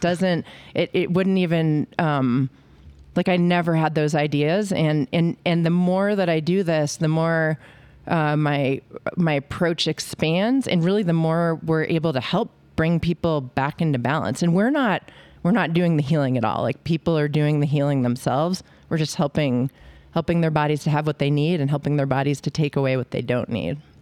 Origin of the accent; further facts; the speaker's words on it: New England, United States; moved away as an adult; also born or lived in Cornell; now in Victor, Idaho, United States; I started out in a, you know, Catholic family growing up in New England